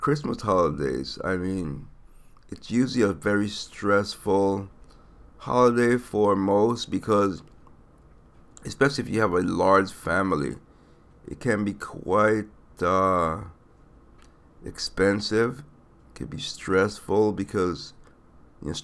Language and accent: English; U.S. Virgin Islands; moved away; I am from St. Thomas